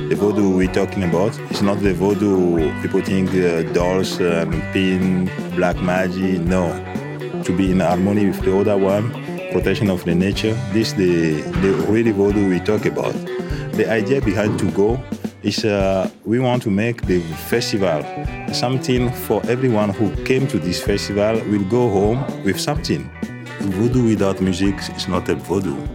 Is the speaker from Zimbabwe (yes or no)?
no; Togo; moved away as an adult; now in Netherlands; Uh, I'm from Togo.